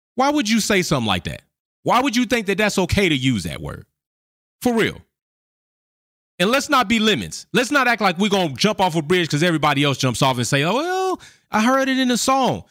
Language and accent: English; United States; I was born in the United States of America.